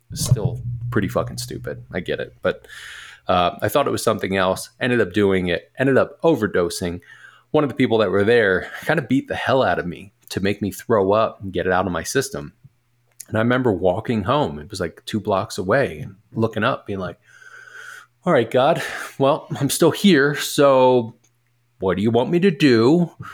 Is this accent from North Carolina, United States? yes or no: no; Philadelphia, Pennsylvania, United States; moved away as an adult; also born or lived in Delaware / Portland, Oregon; I am originally from Philly